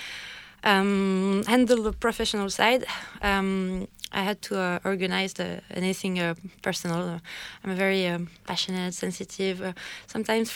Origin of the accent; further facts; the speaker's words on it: Paris, Île-de-France, France; English is a second language; moved away as an adult; now in Dublin, Ireland; I'm from Paris, inside Paris. I was born and raised close to the Eiffel Tower.